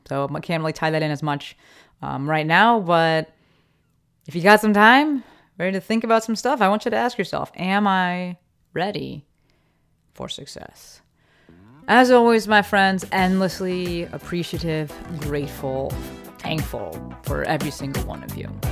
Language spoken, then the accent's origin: English; Summit, New Jersey, United States; now in Los Angeles, United States; I'm from Summit, New Jersey